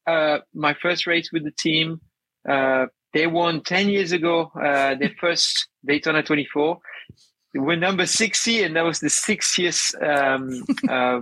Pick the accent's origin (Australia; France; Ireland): France; moved away; I'm originally from France